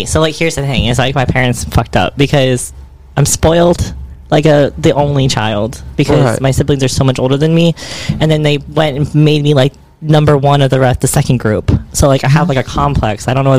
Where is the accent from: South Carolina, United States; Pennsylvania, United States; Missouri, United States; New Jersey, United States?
Pennsylvania, United States; now in Texas, United States; I grew up in Pennsylvania.